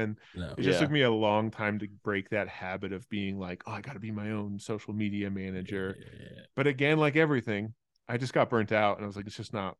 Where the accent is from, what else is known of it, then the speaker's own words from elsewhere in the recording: California, United States; born there; also born or lived in Australia; So I was born in California, but then moved there when I was 4 to when I was 12 for my dad's job.